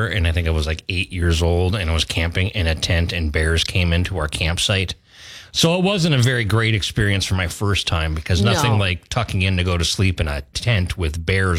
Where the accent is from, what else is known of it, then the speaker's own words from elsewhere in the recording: Biwabik, Minnesota, United States; growing up in Biwabik, Minnesota